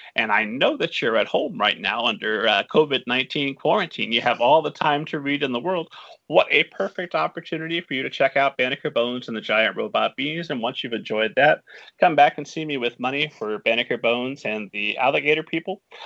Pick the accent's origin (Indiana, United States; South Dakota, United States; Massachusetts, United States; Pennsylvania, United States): Indiana, United States; Lebanon; moved away; my hometown of Lebanon, Indiana?